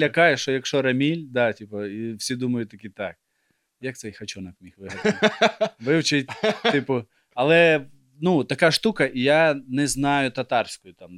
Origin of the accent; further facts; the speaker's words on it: Ukraine; я виріс в Україні